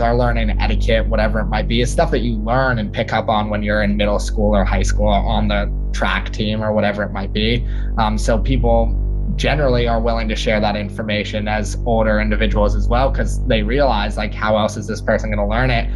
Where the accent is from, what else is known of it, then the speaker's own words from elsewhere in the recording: New York City, New York, United States; born and raised in New York City